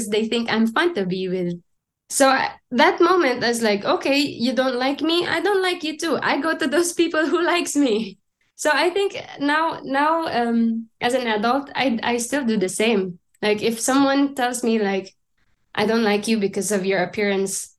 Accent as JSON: {"language": "English", "country": "Philippines", "tie": "born or raised there", "moved": "as an adult", "lives_now": "Germany", "said": "growing up in the Philippines"}